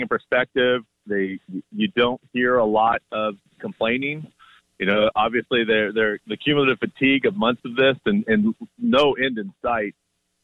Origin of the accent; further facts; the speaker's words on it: United States; me as an American